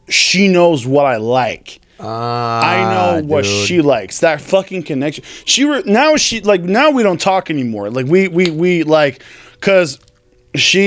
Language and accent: English; Los Angeles, California, United States; I was born in Stelmar, California, like close to L.A.